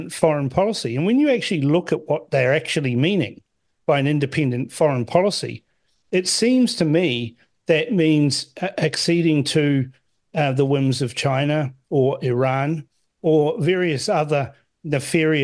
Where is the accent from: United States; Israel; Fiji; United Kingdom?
Fiji; now in New Zealand; I was born in Fiji.